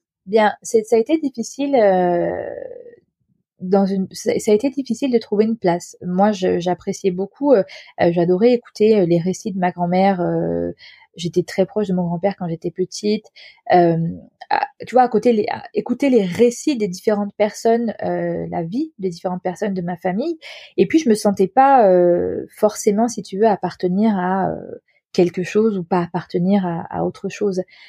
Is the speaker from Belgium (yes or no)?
no; France; j'ai grandi en France